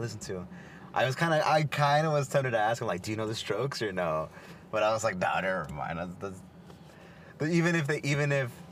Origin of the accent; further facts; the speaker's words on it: Los Angeles, California, United States; Los Angeles